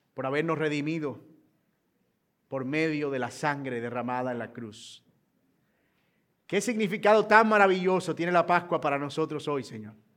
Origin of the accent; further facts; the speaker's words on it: Colombia; los colombianos somos muy gentiles